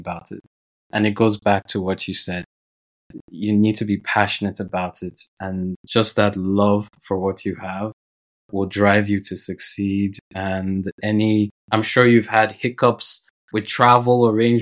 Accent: Nigeria; born and raised in Nigeria

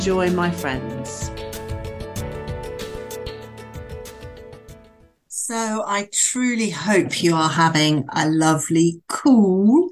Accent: Bournemouth, South West England, United Kingdom; moved away as an adult; I decided to leave Bournemouth, which was my hometown.

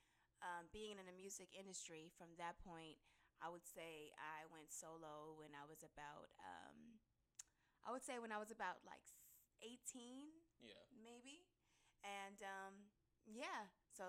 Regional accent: Los Angeles, California, United States; I'm born and raised in Los Angeles

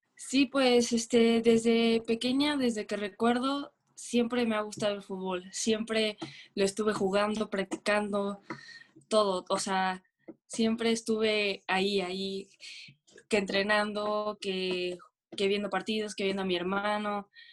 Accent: Veracruz, Mexico; soy de Veracruz, Veracruz, del puerto

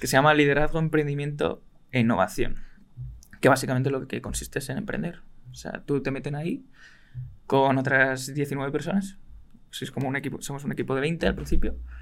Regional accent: Madrid, Community of Madrid, Spain; soy de aquí, de Madrid soy de Madrid, vivo en Madrid toda mi vida

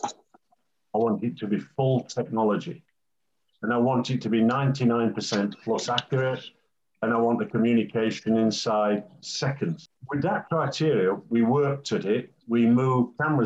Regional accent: England, United Kingdom; I'm an Englishman

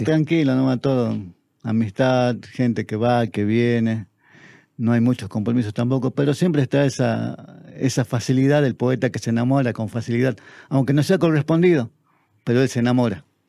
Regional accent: Tartagal, Salta, Argentina; es mi tierra

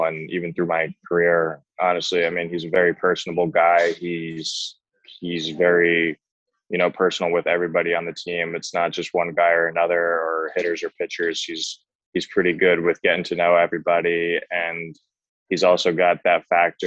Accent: Toms River, New Jersey, United States; growing up in Tom's River, it's, you know, a lot of Yankees over there

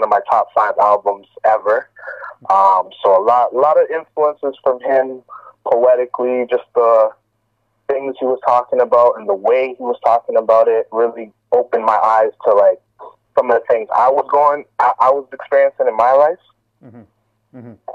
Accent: Toronto, Ontario, Canada; I'm born and raised in Toronto, been here my whole life

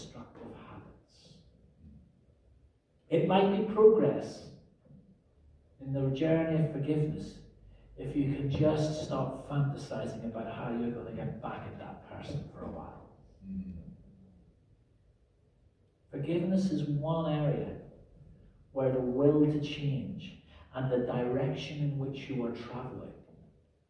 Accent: Northern Ireland, United Kingdom; the 30-year troubles that consumed my home country when I was growing up

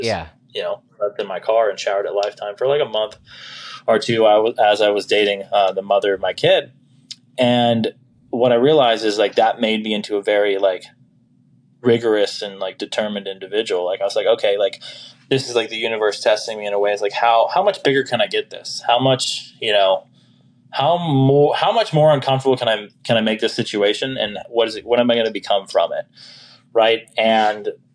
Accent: Folsom, California, United States; now in Las Vegas, United States; I was originally from Folsom, El Dorado Hills, California. I currently reside here in Las Vegas, Sin City, Nevada.

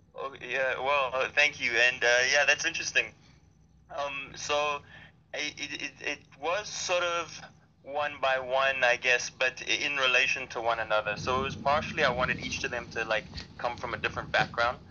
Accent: Durban, KwaZulu-Natal, South Africa; I'm from Durban, South Africa, so that's on the Indian Ocean

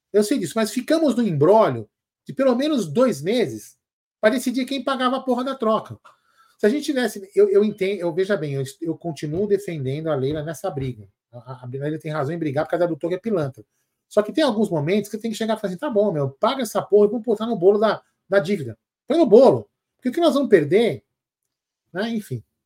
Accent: São Paulo, Brazil; a gente é daqui de São Paulo

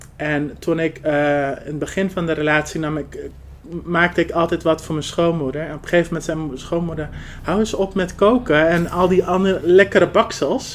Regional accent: Netherlands; Ik ben van huis uit half Marokkaans en half Arbaans, maar mhm. wel geboren en getogen in Nederland.

